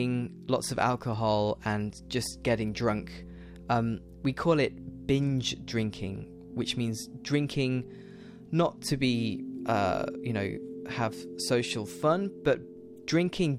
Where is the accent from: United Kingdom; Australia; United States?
United Kingdom